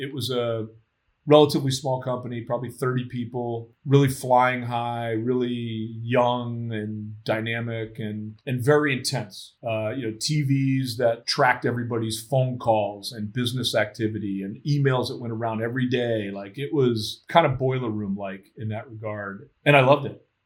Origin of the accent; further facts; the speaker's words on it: Florida, United States; moved away as an adult; now in Boston, United States; I grew up in Florida